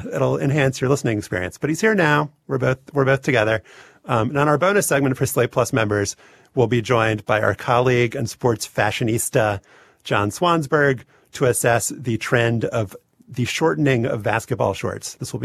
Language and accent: English; American South, United States; moved away; growing up in the American South